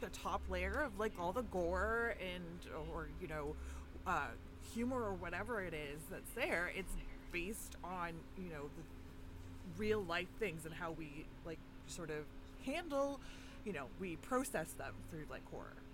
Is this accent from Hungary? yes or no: no; Canada; I am a Canadian horror lover